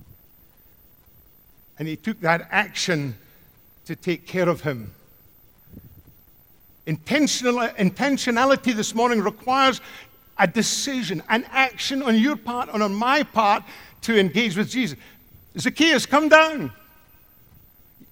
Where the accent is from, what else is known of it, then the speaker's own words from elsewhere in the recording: Scotland, United Kingdom; growing up in Scotland